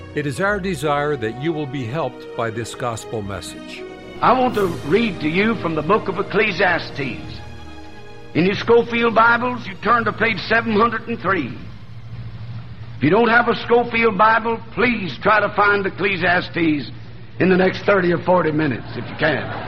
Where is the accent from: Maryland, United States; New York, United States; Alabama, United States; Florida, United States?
Alabama, United States; North; accent: southern; moved away as an adult; also born or lived in New Orleans, Louisiana / Tennessee / Ohio; now in Michigan, United States; I was born in New Orleans, Louisiana, raised in North Alabama